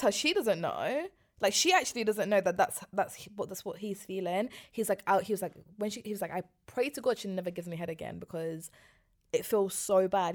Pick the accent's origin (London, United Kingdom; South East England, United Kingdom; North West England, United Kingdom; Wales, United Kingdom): London, United Kingdom; I grew up in West London